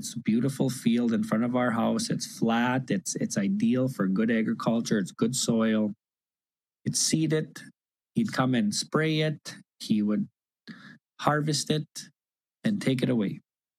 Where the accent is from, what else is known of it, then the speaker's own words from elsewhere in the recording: Canada; As a little kid, I grew up on Cowes.